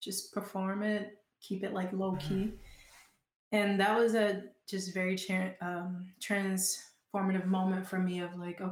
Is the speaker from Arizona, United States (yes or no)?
no; Georgia, United States; accent: Southern; now in Portland, United States; I'm such a Southern girl. I don't know if y'all can hear my accent come out every now and then